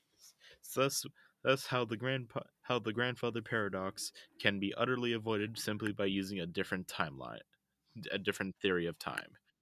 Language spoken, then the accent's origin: English; United States; I'm just the loud American